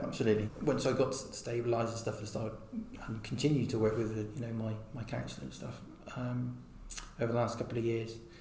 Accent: Hereford, West Midlands, United Kingdom; I was born in Hereford quite a long time ago in 76

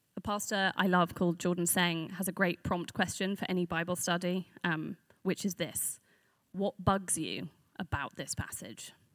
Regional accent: London, United Kingdom; I am a Londoner, but I'm from north of the river

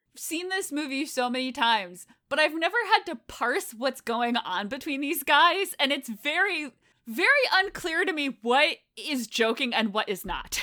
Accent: New England, United States; I grew up on the East Coast in New England

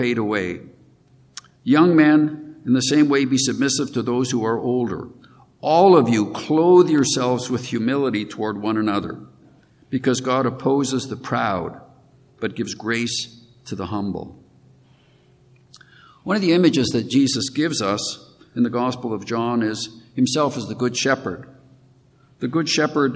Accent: Regina, Saskatchewan, Canada; moved away; I grew up in Regina, Saskatchewan

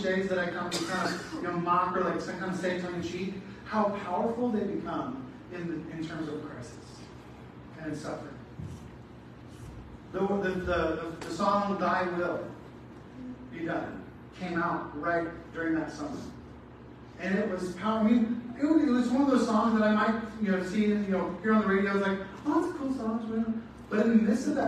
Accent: Southern California, United States; I grew up in Southern California

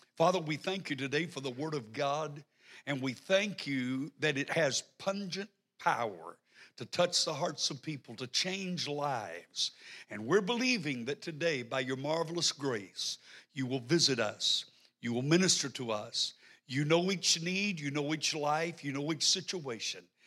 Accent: the South, United States; I'm from the South, so I may not talk in good English

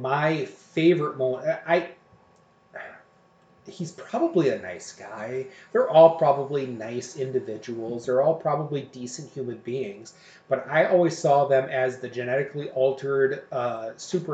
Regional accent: Oshkosh, Wisconsin, United States; I grew up in Oshkosh, and I went to Oshkosh West High School

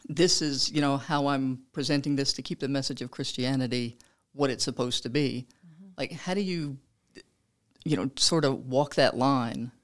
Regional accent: Louisiana, United States; moved away; I'm from Louisiana.

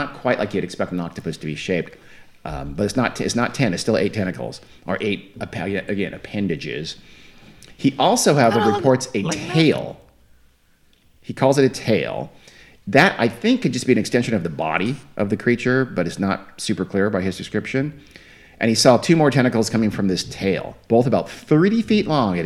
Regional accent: Southern California, United States; I'm from Southern California

